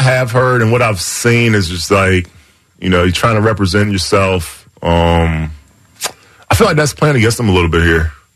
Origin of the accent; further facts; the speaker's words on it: the South, United States; I'm from the South